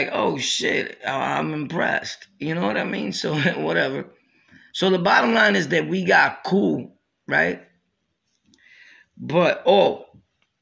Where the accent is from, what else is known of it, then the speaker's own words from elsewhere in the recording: Brooklyn, New York, United States; also born or lived in Harlem / Jamaica, Queens; I'm from Brooklyn, born and raised